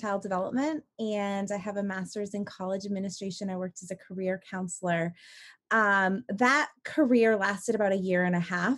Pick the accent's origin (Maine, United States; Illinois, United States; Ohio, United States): Maine, United States; moved away as an adult; move back to my hometown and to help run Maine's first seed accelerator